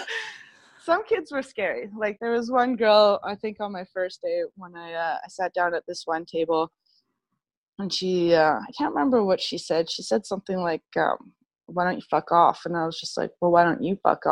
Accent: Victoria, British Columbia, Canada; moved away; I'm from Victoria originally

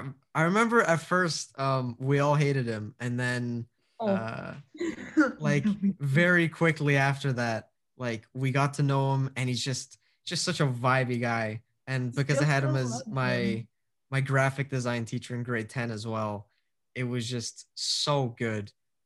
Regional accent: Scotland, United Kingdom; I feel like Scotland, one, because I'm Scottish, it'll be cheaper and everything

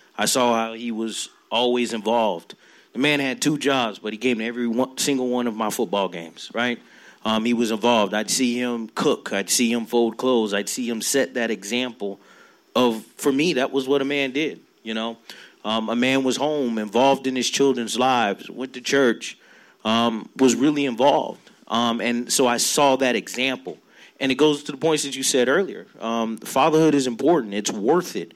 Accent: Florida, United States; I come from five generations of men who've grown up here in Florida

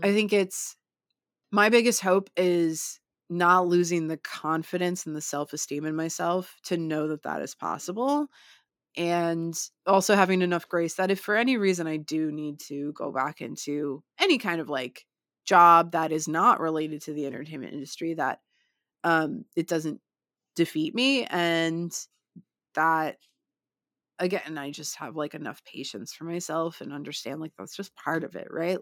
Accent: United States; also born or lived in London; I'm, you know, from the U S, and I'm s, here studying theater.

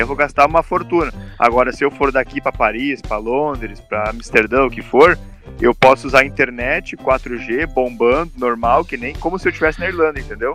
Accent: interior of Rio Grande do Sul, Brazil; moved away as an adult; now in Ireland; a gente é do interior do Rio Grande do Sul

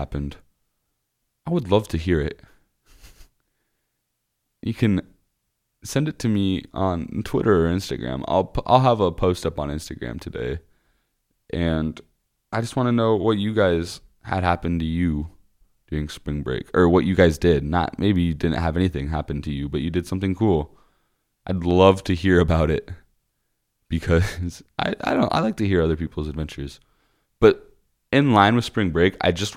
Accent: Osceola, Iowa, United States; my hometown is called Osceola. It's about 30 minutes south of Des Moines.

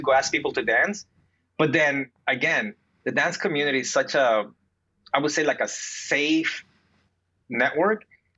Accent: New Jersey, United States; moved away as an adult; also born or lived in Peru / New York; I grew up in Jersey, and then I moved to New York. But growing up in Jersey

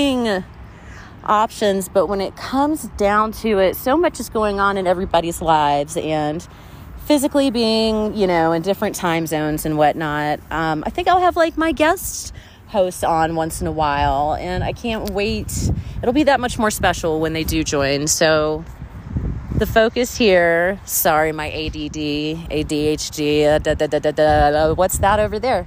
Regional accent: Pawleys Island, South Carolina, United States; my hometown, Polly's Island, SC

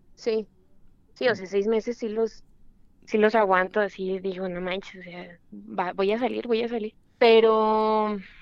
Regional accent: Mexico; somos mexicanos

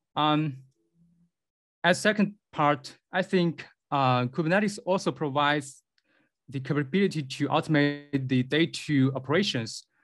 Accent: Beijing, China; I come from Beijing, China

